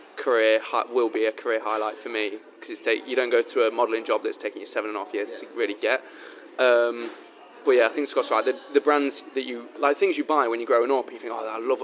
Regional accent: Derby, East Midlands, United Kingdom; growing up in Derby

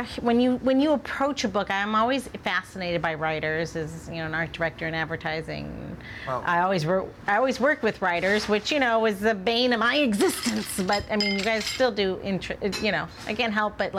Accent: St. Louis, Missouri, United States; I'm from St. Louis. I mean, I'm 46, and they didn't desegregate the public schools until I was in second grade.

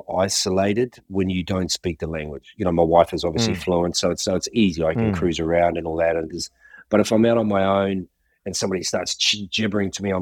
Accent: New Zealand; growing up in New Zealand in the '70s and early '80s

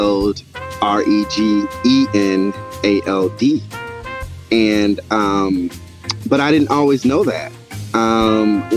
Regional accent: the South, United States; I'm from the South

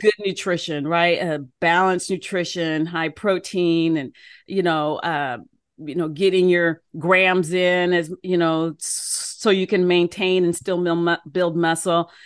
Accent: United States; moved away as an adult; also born or lived in Oklahoma; I was from Washington.

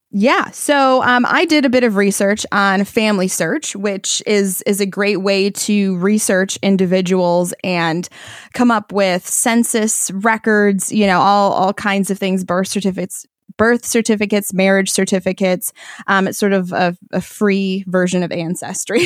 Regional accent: White Cloud, Michigan, United States; I am from the small town of White Cloud, Michigan

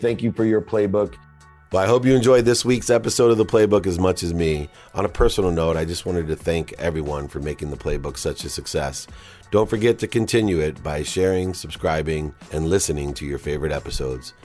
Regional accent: Southern California, United States; I'm from Southern California

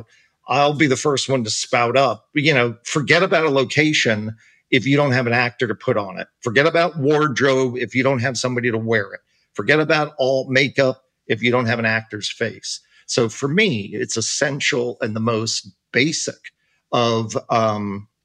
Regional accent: Florida, United States; I'm from Florida

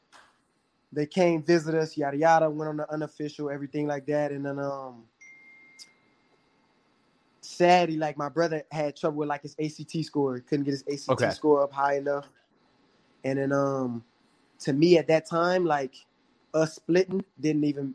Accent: Louisiana, United States; we're from Louisiana

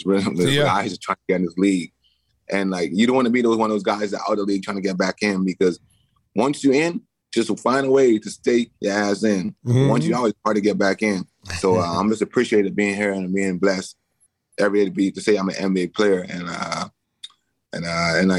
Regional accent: Bahamas; moved away; I grew up in the Bahamas.

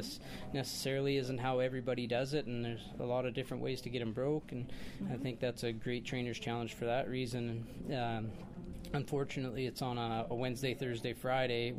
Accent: Saskatchewan, Canada; moved away as an adult; also born or lived in Fort St. John, British Columbia; I was born and raised in Saskatchewan

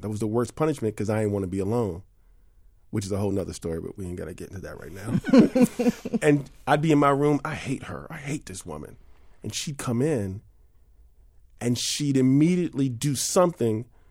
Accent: New York City, New York, United States; I grew up in New York City.

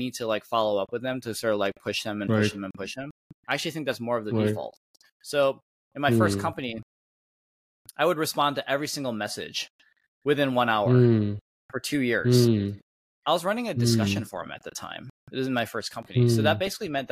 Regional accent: Michigan, United States; moved away as an adult; growing up in Michigan

